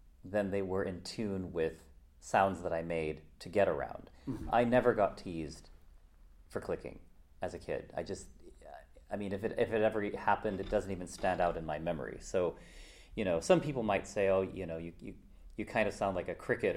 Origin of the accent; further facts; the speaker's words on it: United States; So I grew up in America